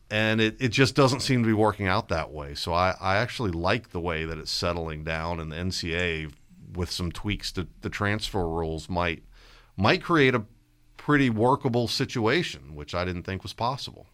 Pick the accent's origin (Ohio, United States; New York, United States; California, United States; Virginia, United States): Virginia, United States; Stafford; when I grew up in Stafford in the seventies and eighties